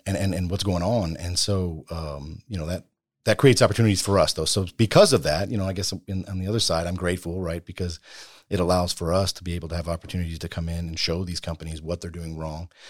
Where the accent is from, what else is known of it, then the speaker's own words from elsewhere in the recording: Bastrop, Texas, United States; I, I grew up in, uh, Bastrop, Texas